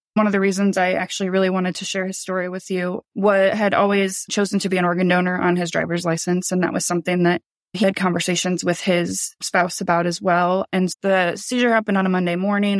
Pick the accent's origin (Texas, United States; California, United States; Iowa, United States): Iowa, United States; We grew up in Iowa.